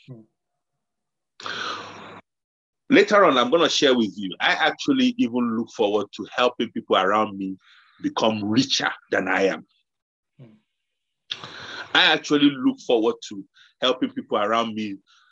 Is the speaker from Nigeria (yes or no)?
yes; Nigeria; moved away; I grew up in Nigeria